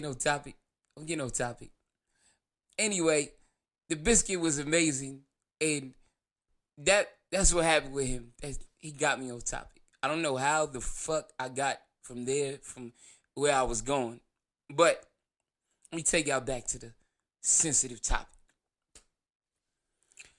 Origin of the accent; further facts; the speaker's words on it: New Jersey, United States; I'm from Jersey, so it's no transportation. So I had to walk.